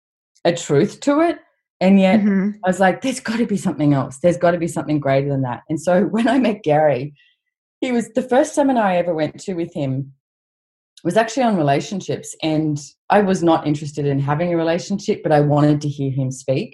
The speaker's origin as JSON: {"language": "English", "country": "Australia", "tie": "born or raised there", "said": "growing up in Australia, we have, you know, a big country with not many people"}